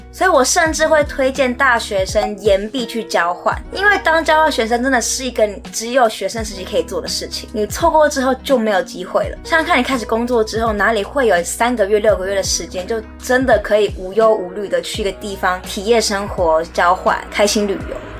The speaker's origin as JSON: {"language": "Chinese", "country": "Taiwan", "tie": "born or raised there", "also_born_or_lived": "United States", "moved": "as an adult", "said": "我在台湾长大到十八岁"}